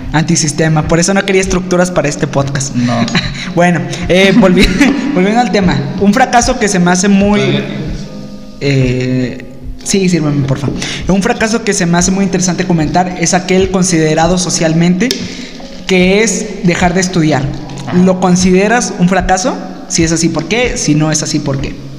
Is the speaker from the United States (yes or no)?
no; Mexico; nosotros como mexicanos